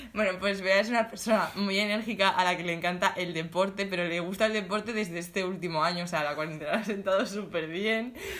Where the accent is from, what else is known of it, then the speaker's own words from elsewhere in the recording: Alicante, Valencian Community, Spain; now in Valencia, Spain; Somos de Alicante